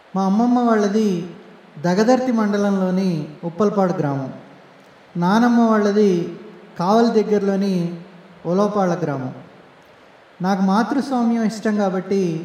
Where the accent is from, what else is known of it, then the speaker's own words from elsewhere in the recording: Nellore district, Andhra Pradesh, India; moved away; also born or lived in Tamil Nadu; నెల్లూరు నుండి మా ఊరు వెళ్ళే బస్సు ఉంది